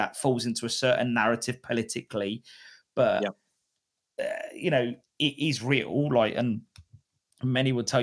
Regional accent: United Kingdom; as British people

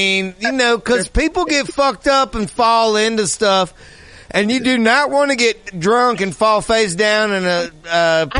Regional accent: Louisiana, United States; I'm from Louisiana

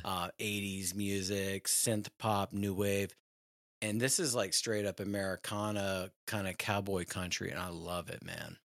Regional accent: Richmond, Virginia, United States; moved away; also born or lived in Hollywood / New York City; I'm from Richmond, Virginia originally

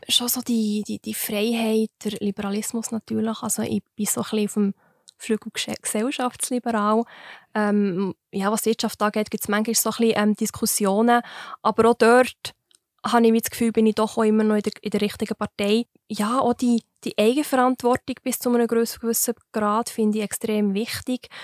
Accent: Wileroltigen, Bern, Switzerland; Ich bin gerade, ähm, an der Grenze vom Kanton Bern zum Kanton Fribourg aufgewachsen

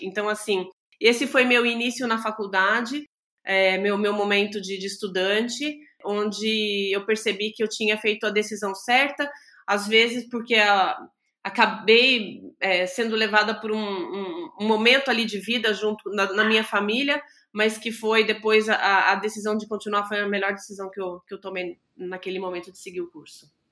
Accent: São Paulo, Brazil; also born or lived in São José dos Campos; eu sou de São Paulo, sou nascida em São Paulo

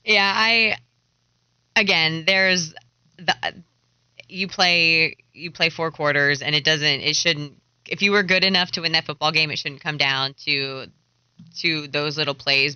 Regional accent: Hershey, Pennsylvania, United States; now in Charlotte, United States; I'm from Hershey, Pennsylvania, which yep. a huge hockey town

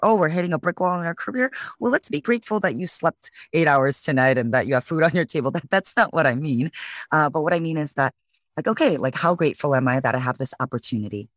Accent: Chicago, Illinois, United States; moved away as an adult; now in San Francisco, United States; originally born and raised in Chicago, Illinois, so I'm a Midwest girl

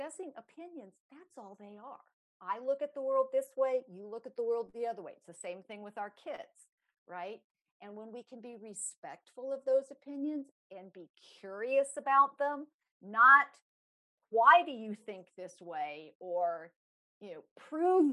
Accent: Los Angeles, California, United States; I grew up in Los Angeles

